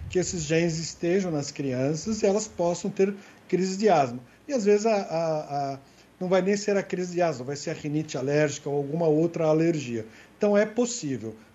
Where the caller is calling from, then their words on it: Guarujá, São Paulo, Brazil; sou do Guarujá